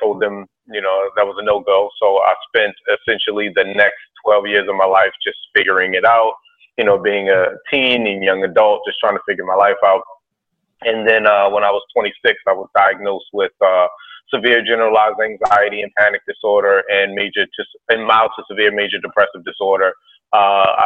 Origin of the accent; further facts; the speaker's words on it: Baltimore, Maryland, United States; I was born and raised in Baltimore